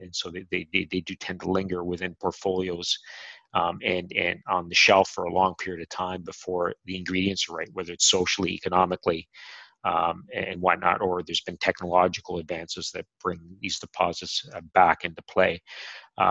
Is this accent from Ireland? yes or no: no; Canada; I'm Canadian